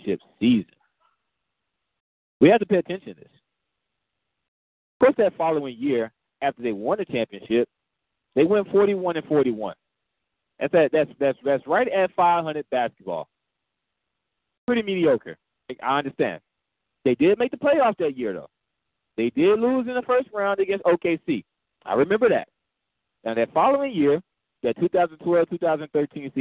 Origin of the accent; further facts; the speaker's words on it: Dallas, Texas, United States; I'm from Dallas.